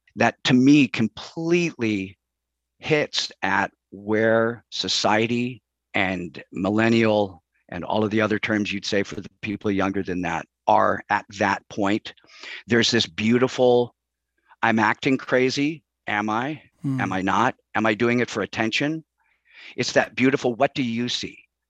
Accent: Chicago, Illinois, United States; moved away as an adult; I grew up in Chicago

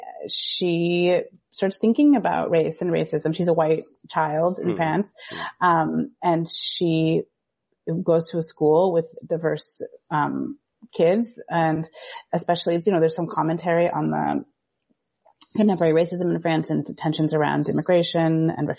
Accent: United States; as an American

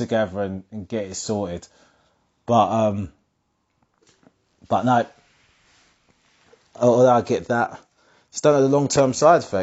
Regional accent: Essex, East of England, United Kingdom; Growing up in Essex

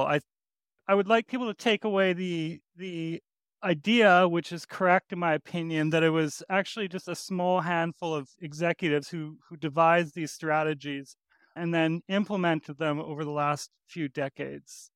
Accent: Edmonton, Alberta, Canada; I grew up in Alberta, in Edmonton

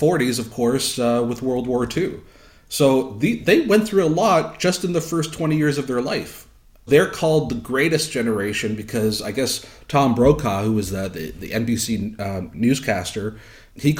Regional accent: Canada; I'm Canadian

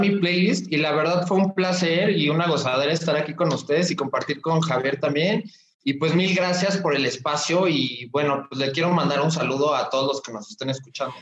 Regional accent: Mexico; yo soy mexicano, vivo aquí en la Ciudad de México

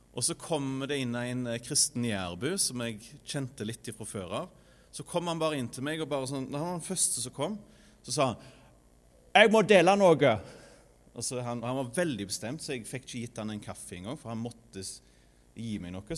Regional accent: Norway; moved away as an adult; now in Sandnes, Norway; er vokst opp i Frønsdal

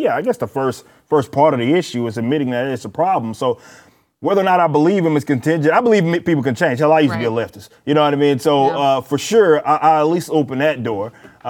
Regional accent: Dallas, Texas, United States; I'm from Dallas, born and raised. This is very much my city

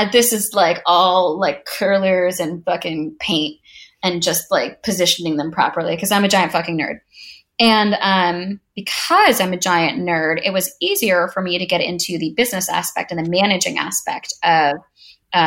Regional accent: New York, United States; I am from New York

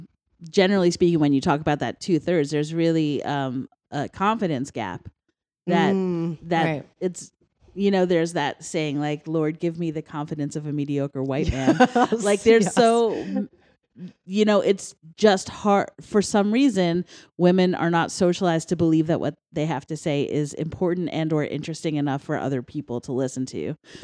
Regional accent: Westchester, New York, United States; I didn't have that much to begin with because I'm from Westchester

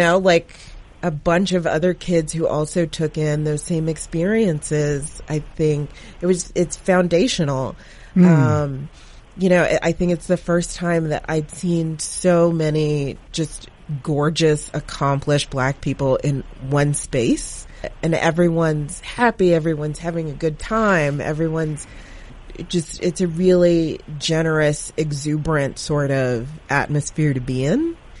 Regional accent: North Carolina, United States; if you're a Black person who grew up in the South, I grew up in North Carolina

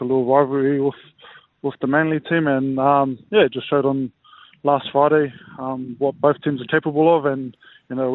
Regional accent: Auckland, New Zealand; moved away as an adult; now in Australia; born and raised in Auckland. So been in Australia 6 years now

